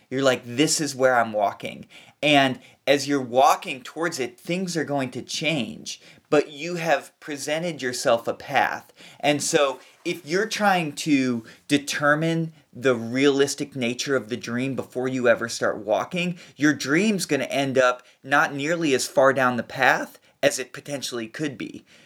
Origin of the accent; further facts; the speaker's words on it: Kentucky, United States; moved away; I'm from Kentucky, and we live on a little p, piece of land, it's about twenty-five acres